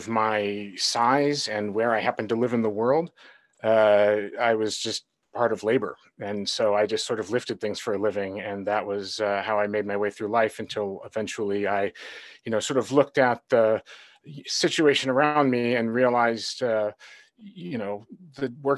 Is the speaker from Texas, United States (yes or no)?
no; Honolulu, Hawaii, United States; moved away; also born or lived in Seattle / Silicon Valley; I grew up in Honolulu.